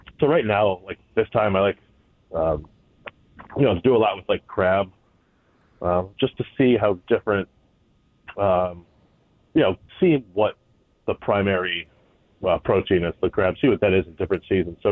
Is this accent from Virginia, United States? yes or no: no; the Valley, Connecticut, United States; I currently live in Avon, so I'm right down the road from work, which is nice. I've been here pretty much the Valley my whole life.